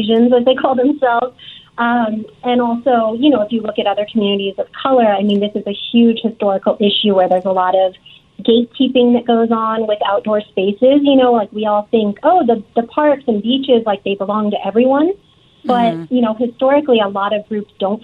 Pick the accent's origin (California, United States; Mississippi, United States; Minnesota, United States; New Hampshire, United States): California, United States; Southern; I grew up in Southern California